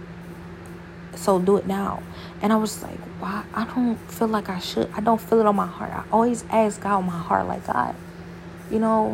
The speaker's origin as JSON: {"language": "English", "region": "Ohio", "country": "United States", "moved": "yes", "lives_now": "Houston, United States", "said": "I'm from Ohio"}